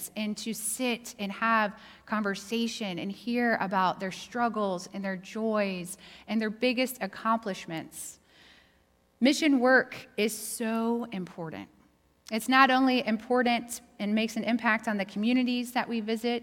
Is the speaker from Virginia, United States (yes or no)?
yes; Roanoke, Virginia, United States; also born or lived in Asheville, North Carolina; now in Denver, United States; I am from Roanoke, Virginia. And so not only did we grow up in the same community